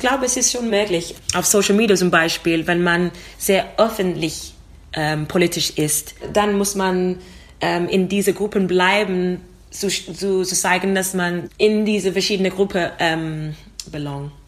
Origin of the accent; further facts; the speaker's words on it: London, United Kingdom; German is a second language; now in Vienna, Austria; komme aus London, also ich bin in London geboren und ich habe Großeltern aus Jamaika